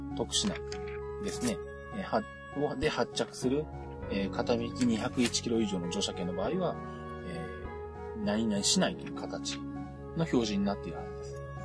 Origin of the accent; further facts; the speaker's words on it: Shizuoka, Japan; 地元 静岡